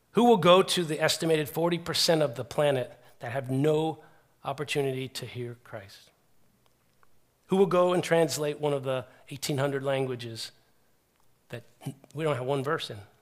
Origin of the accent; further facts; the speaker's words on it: United States; I'm an American